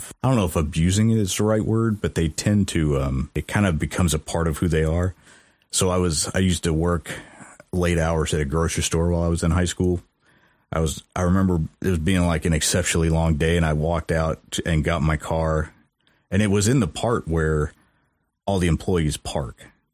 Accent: Mexico, Missouri, United States; I don't think I've ever really been exposed to, I guess, the dark side of my hometown.

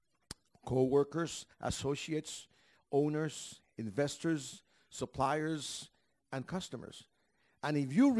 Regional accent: Panama; I'm from Panama.

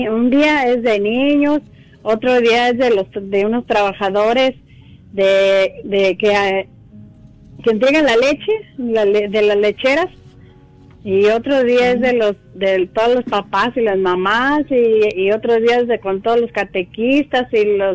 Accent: Belén del Refugio, Jalisco, Mexico; Pero es, es un pueblito que se llama Belén del Refugio.

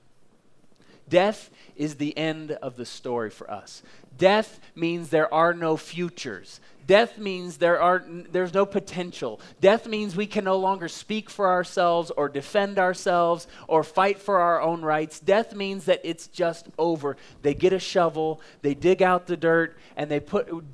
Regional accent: Oklahoma, United States; now in Colorado Springs, United States; I'm from Oklahoma

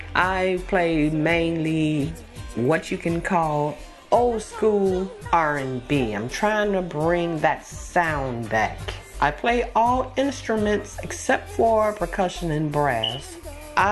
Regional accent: Milwaukee, Wisconsin, United States; I am from Milwaukee, Wisconsin.

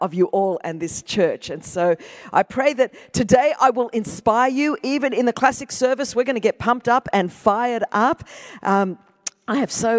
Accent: Greece; first language Greek; English is a second language; I am Greek. Greek is my first language.

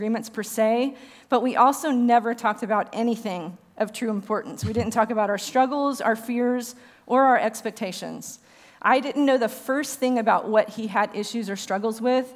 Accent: Richardson, Texas, United States; I grew up here in Richardson

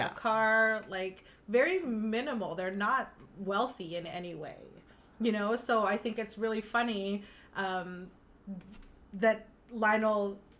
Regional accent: Philippines; Like, as a white person, I think, even as a Filipino, I go to Chinatown and it's like, ugh.

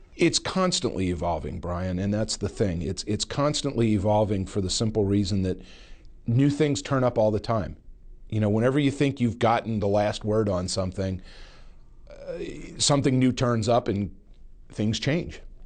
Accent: Pennsylvania, United States; my home state of Pennsylvania.

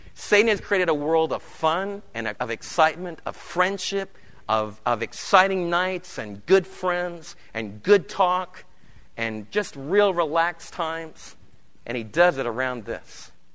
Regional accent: New York City, New York, United States; I remember in New York City in the Lower East Side being a little storefront church, and the lady that took care of me when I was a kid, she lived in our home

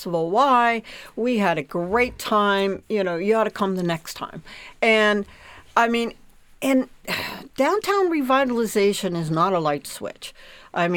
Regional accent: Pittsburgh, Pennsylvania, United States; I'm from Pittsburgh, another steel town

